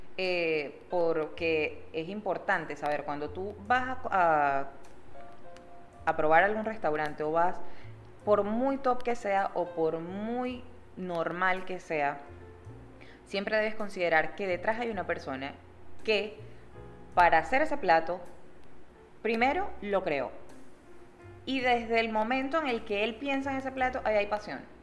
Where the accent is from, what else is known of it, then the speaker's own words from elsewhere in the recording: Maracaibo, Zulia, Venezuela; now in Panama; yo soy de Maracaibo